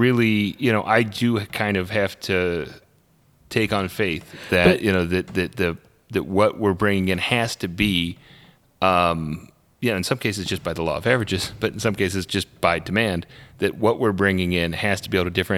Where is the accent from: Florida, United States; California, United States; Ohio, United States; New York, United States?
Ohio, United States; Cincinnati; I was born on the West Side. It was, I lived there, for, my entire, childhood